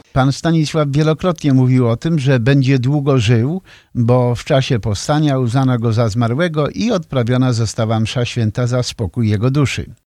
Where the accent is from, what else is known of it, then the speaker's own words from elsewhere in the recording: near Poznań, Greater Poland, Poland; moved away as an adult; now in United States; z Wielkopolski, spod Poznania, to też takie moje rodzinne strony